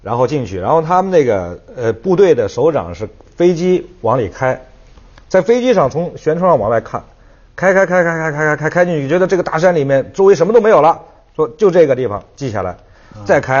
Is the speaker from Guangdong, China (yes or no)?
no; Guizhou, China; also born or lived in Shanghai; 我们家我就从小在三线长大的，因为我出生六六年出生，呃，两三个月以后就从那个随着父母就从厂里就整个就迁过去了，因为那我我们原来是上海光学仪器厂上光厂